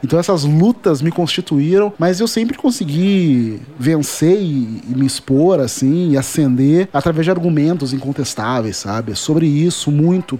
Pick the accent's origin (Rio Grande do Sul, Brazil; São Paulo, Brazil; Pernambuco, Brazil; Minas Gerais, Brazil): Rio Grande do Sul, Brazil; Porto Alegre; eu sou de Porto Alegre, capital do Rio Grande do Sul, e isso já diz muita coisa da minha formação, principalmente porque o lugar em que eu nasci